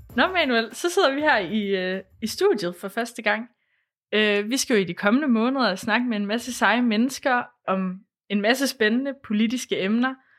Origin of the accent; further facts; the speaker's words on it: Thy, North Denmark Region, Denmark; now in Aarhus, Denmark; jeg kommer fra Thy